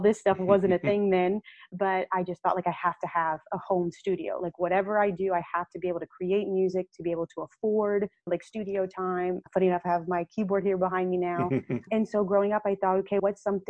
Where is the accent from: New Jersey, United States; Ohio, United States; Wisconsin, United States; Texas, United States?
Texas, United States; Victoria; growing up in Victoria was that surrounding of saying, you're just a little brown girl